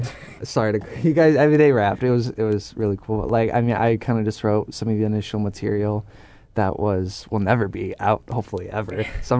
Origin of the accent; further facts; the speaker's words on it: Huron, Ohio, United States; moved away as an adult; also born or lived in Erie County, Ohio; now in Cleveland, United States; we grew up in Huron.